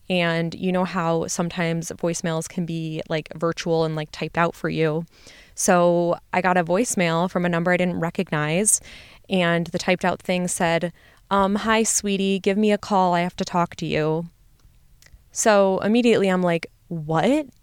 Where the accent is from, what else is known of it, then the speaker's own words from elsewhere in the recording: Midwest, United States; I'm from the Midwest, and so I wanted to stay home